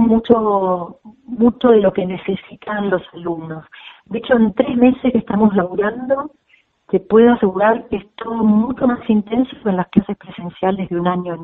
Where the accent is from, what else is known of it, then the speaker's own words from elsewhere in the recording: Argentina; moved away as an adult; also born or lived in Spain; la clase media argentina